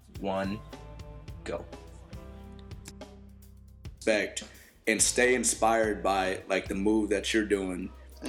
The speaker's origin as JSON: {"language": "English", "town": "Mill Creek", "region": "Washington", "country": "United States", "tie": "born or raised there", "said": "we grew up playing in Mill Creek Rockets, Snohomish County's finest"}